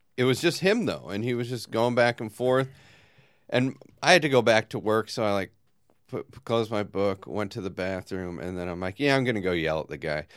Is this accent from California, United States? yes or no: yes; Long Beach, California, United States; the pool I grew up swimming in in Long Beach